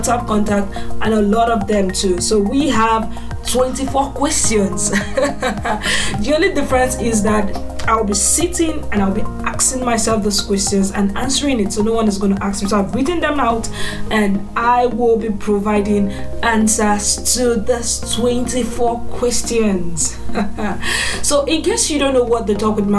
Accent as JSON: {"language": "English", "area": "eastern Nigeria", "region": "Anambra", "country": "Nigeria", "moved": "yes", "lives_now": "Abuja, Nigeria", "said": "I am a Nigerian from the eastern part of Nigeria, which is Anambra State. Yes, and I reside in FCT Abuja."}